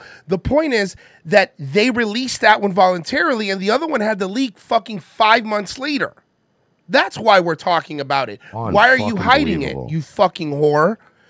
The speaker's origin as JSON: {"language": "English", "country": "India", "said": "Let me tell you. I'm Indian. My parents weren't happy about it."}